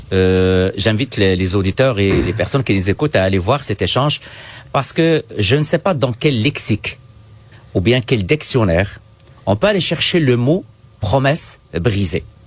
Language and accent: French; Quebec, Canada; chez nous au Québec